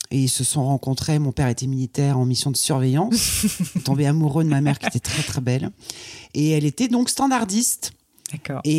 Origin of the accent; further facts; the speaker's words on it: Croix, Hauts-de-France, France; Je suis née dans le Nord, à Croix. donc c'est pas très loin de Lille.